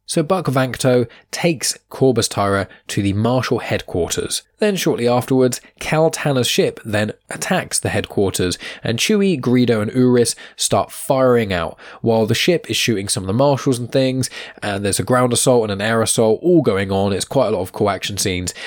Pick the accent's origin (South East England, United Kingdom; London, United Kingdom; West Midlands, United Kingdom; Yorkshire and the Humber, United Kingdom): South East England, United Kingdom; Southampton; my hometown where I'm living right now. I say hometown, it's a city called Southampton.